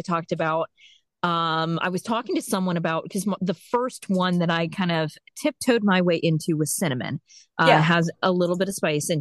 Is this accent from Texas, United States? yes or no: no; South Florida, United States; moved away; I have lived all over the place, but I grew up in South Florida